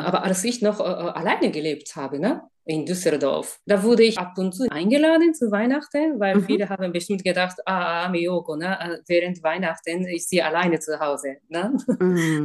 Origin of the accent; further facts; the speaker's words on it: Japan; German is a second language; now in Germany; Ich komme aus Japan.